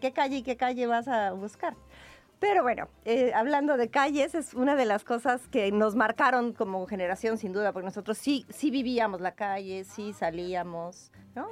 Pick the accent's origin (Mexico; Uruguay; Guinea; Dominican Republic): Mexico; now in Spain; Mi papá era español y emigró a México